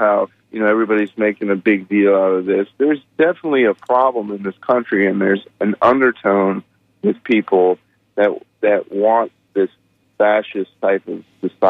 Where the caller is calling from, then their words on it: Pinellas Park, Florida, United States; I'm calling from Pinellas Park.